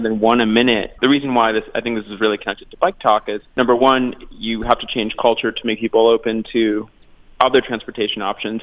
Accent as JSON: {"language": "English", "town": "Los Angeles", "region": "California", "country": "United States", "tie": "born or raised there", "said": "I'm also born and raised in Los Angeles"}